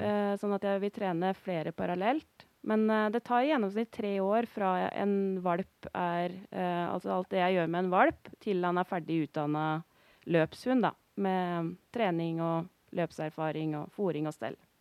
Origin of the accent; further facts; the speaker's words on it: Notodden, Vestfold og Telemark, Norway; moved away as an adult; now in Øystre Slidre, Norway; Jeg er fra Notodden i Telemark